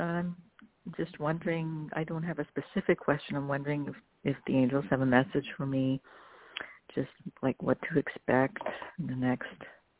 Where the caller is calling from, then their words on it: New Jersey, United States; I'm calling from New Jersey.